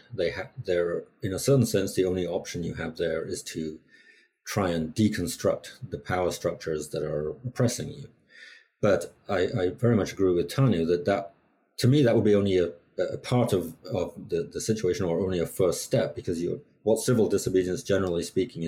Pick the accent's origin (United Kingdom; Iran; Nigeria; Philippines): United Kingdom; England; moved away; I grew up in England, where there wasn't so much